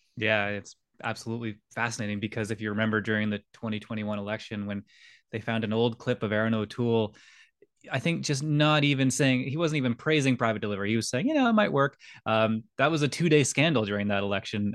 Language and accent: English; Scotland, United Kingdom; now in Canada; I was born in Scotland